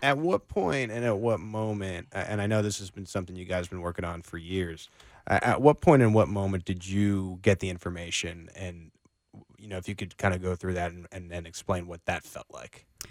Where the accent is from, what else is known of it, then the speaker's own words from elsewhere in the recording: East Coast, United States; now in Kansas City, United States; I'm originally from the East Coast.